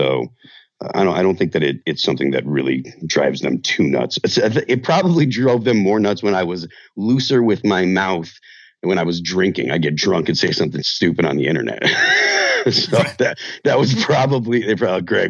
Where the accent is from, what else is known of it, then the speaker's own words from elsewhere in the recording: Chicopee, Massachusetts, United States; moved away as an adult; now in New Hampshire, United States; I grew up in Western Massachusetts